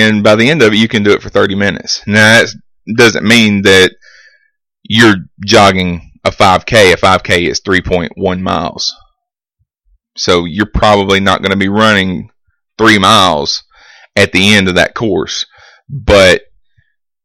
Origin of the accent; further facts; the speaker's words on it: Vincent, United States; my hometown of Vincent